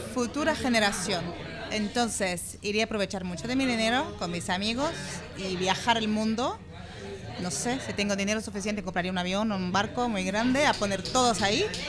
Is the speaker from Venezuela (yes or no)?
no; Brazil; Spanish is a second language; moved away; vengo de Brasil, de un país que, que sufre de muchas deficiencias